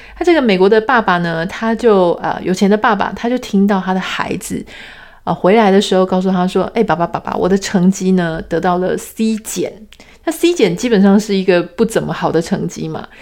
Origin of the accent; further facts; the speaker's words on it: Taiwan; 我们从小在台湾长大